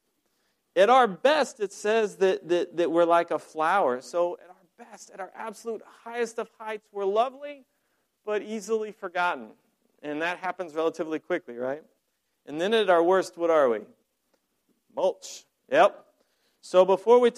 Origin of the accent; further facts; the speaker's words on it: Colorado, United States; moved away; I'm from Colorado originally. I grew up on a ranch.